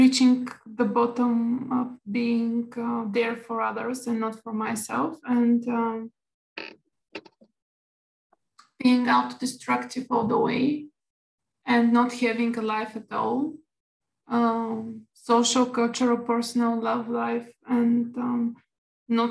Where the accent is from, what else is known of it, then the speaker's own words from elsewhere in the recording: Bulgaria; I'm from Bulgaria